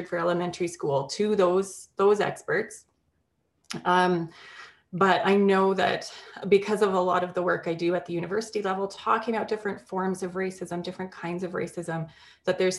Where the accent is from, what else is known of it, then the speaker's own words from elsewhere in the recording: Alberta, Canada; growing up in Alberta in the 1980s and the 1990s